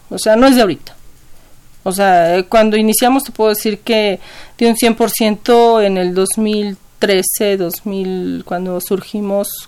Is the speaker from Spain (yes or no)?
no; Ecatepec, State of Mexico, Mexico; Yo soy de Catepec.